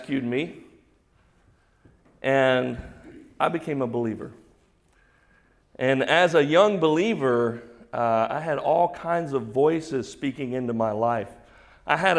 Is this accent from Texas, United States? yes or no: yes; Houston, Texas, United States; I'm from Houston.